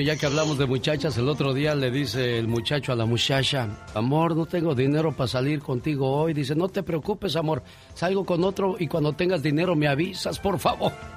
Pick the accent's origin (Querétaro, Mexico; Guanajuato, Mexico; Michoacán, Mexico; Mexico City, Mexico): Mexico City, Mexico; also born or lived in Guerrero; yo nunca he hablado como los de Guerrero porque yo me crié en la Ciudad de México